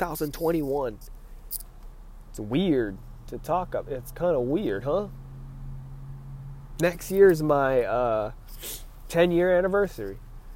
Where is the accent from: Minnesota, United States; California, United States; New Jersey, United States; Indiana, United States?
California, United States; I'm from California